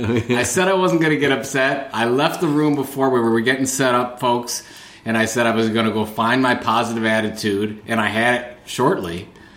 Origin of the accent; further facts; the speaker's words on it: Cleveland, Ohio, United States; I am from Cleveland, Ohio.